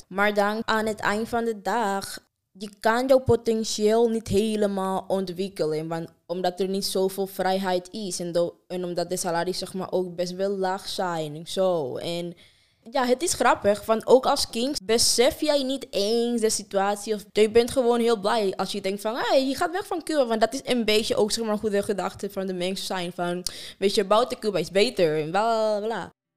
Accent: Afghanistan; Dutch is a second language; now in Utrecht, Netherlands; Ik kom uit Afghanistan

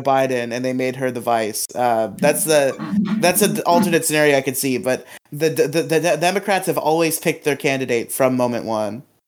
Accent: Florida, United States; my home state of Florida

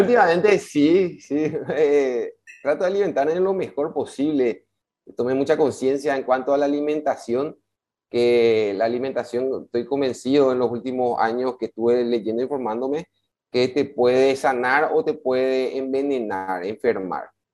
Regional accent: Paraguay; tenemos como paraguayos

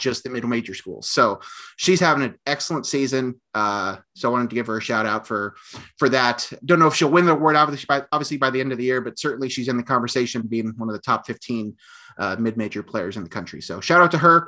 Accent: Oakwood, Illinois, United States; from Oakwood, Illinois, from Oakwood High School, obviously my hometown

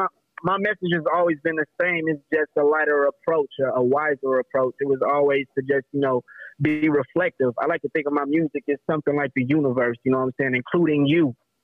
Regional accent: Chicago, Illinois, United States; I'm from Chicago, Illinois, you know, I've moved around everywhere just to spread this message

